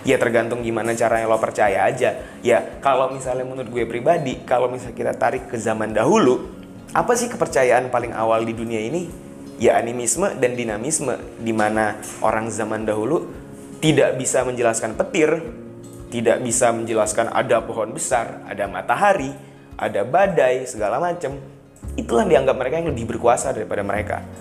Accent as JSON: {"language": "Indonesian", "region": "West Sumatra", "country": "Indonesia", "said": "kalau misalnya berbicara soal suku, ras, gue orang Minang."}